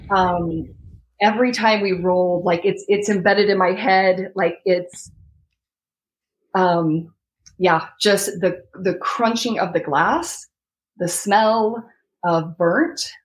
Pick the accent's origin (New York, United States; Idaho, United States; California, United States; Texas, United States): Idaho, United States; Rexburg; now in Florida, United States; I'm originally from Rexburg, Idaho, and my husband's from Washington State